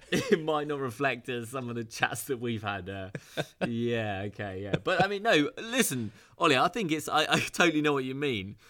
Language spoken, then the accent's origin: English; United Kingdom; I'm British, and I just felt I need to get back to Britain.